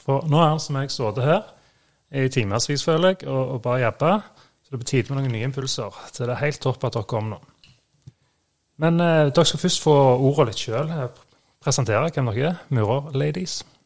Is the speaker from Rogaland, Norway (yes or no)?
yes; Sandnes, Rogaland, Norway; Vi er fra Sandnes begge